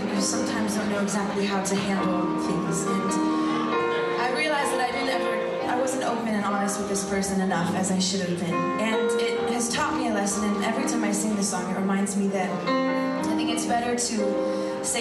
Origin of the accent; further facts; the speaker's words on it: Thousand Oaks, California, United States; also born or lived in Malibu, California; I was born in Malibu, California, and when I was five, my family moved like 20 minutes inland to Thousand Oaks, and that's where I went to elementary school and high school, and basically where I still live today.